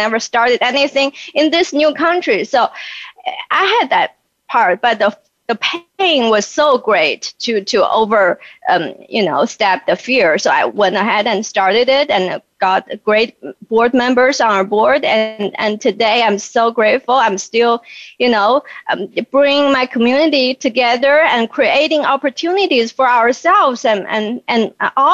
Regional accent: China; moved away as an adult; also born or lived in Beijing; now in Northwest Arkansas, United States; I was born in China and raised in China

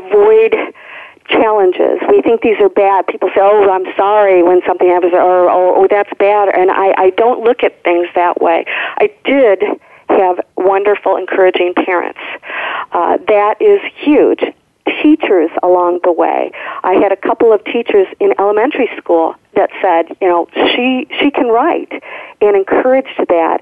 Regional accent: Michigan, United States; my brother and I grew up in Michigan on a lake

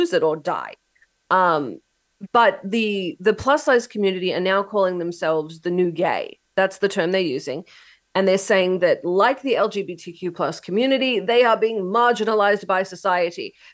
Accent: Australia; now in United States; I come from Australia.

